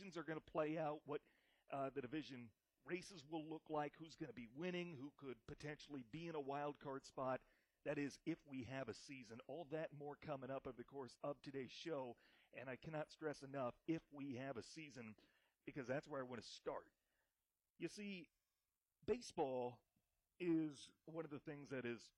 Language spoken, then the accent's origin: English; Iowa, United States; now in Michigan, United States; my home state